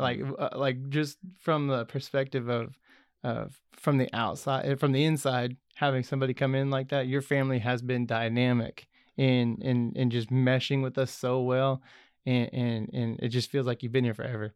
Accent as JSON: {"language": "English", "town": "Goddard", "country": "United States", "tie": "born or raised there", "said": "I grew up in Goddard, which is a little far away, uh, little ways from here"}